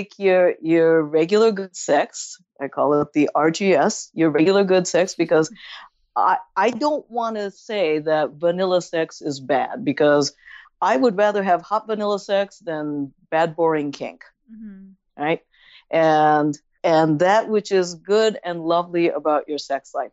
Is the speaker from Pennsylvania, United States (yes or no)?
no; San Francisco, California, United States; I'm from San Francisco and we're known for our bread.